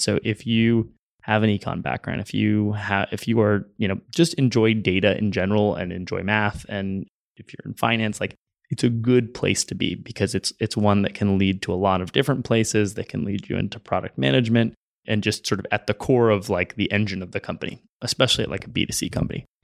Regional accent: San Francisco, California, United States; also born or lived in Los Angeles; I'm from San Francisco

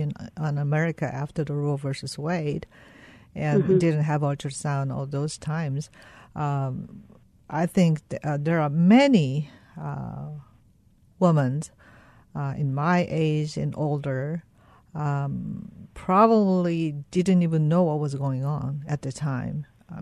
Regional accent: South Korea; moved away as an adult; now in United States

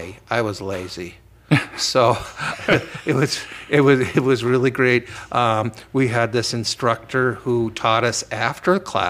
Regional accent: Cleveland, Ohio, United States; I was born in Cleveland, Ohio.

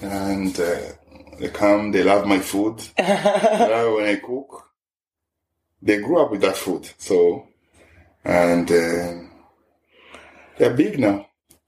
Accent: DR Congo; English is a second language; moved away as an adult; now in Ireland; I'm from Congo. I'm here since 2003.

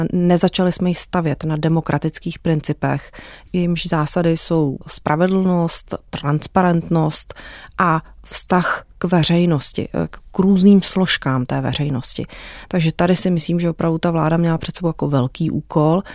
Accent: Czechia; U nás v Česku

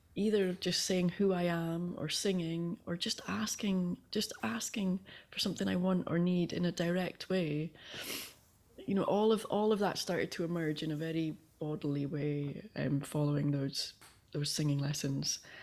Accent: Aberdeen, Scotland, United Kingdom; I grew up in Northeast Scotland in Aberdeen

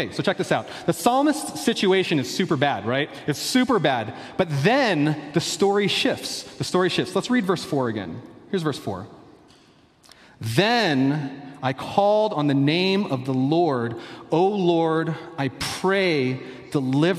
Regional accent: Philadelphia, Pennsylvania, United States; moved away; I grew up in Philadelphia

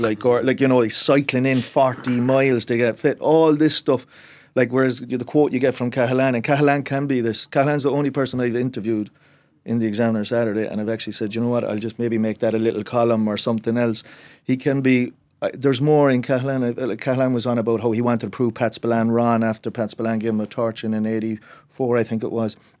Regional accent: Cork, Munster, Ireland; I am from Cork

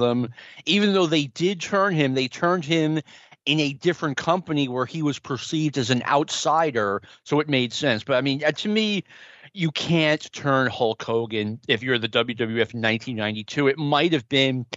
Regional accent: North Attleboro, Massachusetts, United States; moved away; also born or lived in Nashua, New Hampshire; I lived in North Attleboro, Massachusetts

